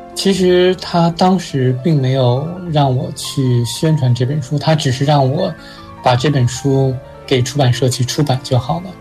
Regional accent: China; now in United States; 小的时候在中国有一个动画片

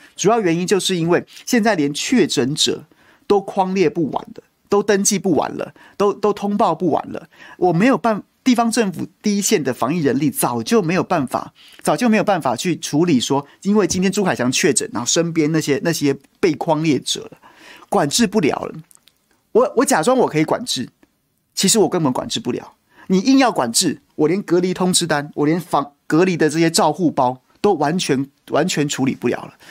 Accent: Taiwan; 我在这个国家出生、求学、长大、工作、纳税、服兵役

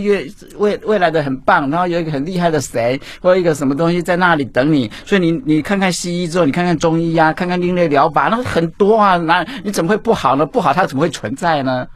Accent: Baxianshan forest recreation area, Taichung, Taiwan; 我从小就住在山上，哈，住在古关，在山上去叫八仙山，山里游乐区那六，我在那边出生的

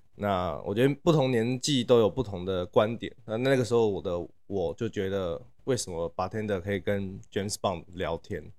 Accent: Taipei, Taiwan; moved away as an adult; also born or lived in Shanghai, China / Paris, France; 我是台北人。然后这两年才刚从国外回来台湾

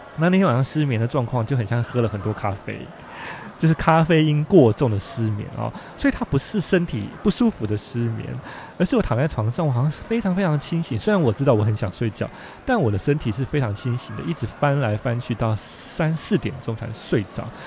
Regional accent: Taiwan; now in Japan; 我们台湾人

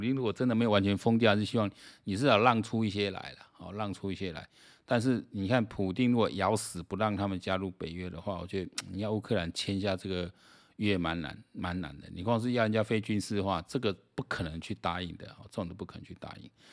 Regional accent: Taiwan; 我们台湾人

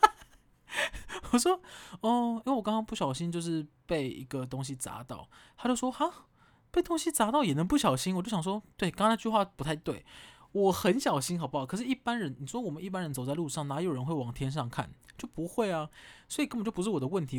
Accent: Kaohsiung, Taiwan; moved away as an adult; now in Taipei, Taiwan; 我高雄人嘛，然后我在台北求职，啊，已经在台北住了五六年了

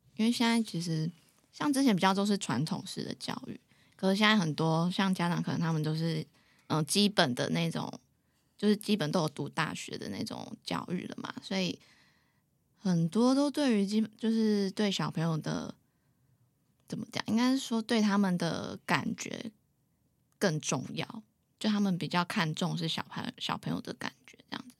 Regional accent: Taipei, Taiwan; moved away as an adult; now in Taichung, Taiwan; 我从小就在台北，新北市生活

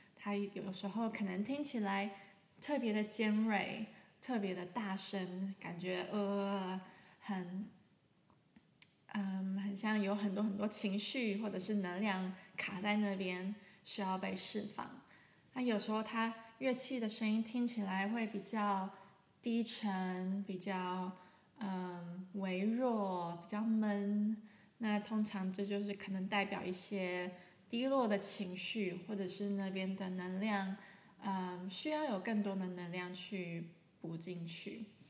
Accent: Taiwan; now in Germany; 我是一位声音疗愈师。啊，我现在住在德国，可是我来自台湾

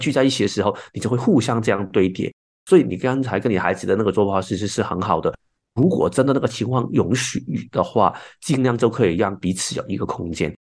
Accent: Hong Kong; now in Taiwan; 我是香港来的，然后现在住在台湾的朋友

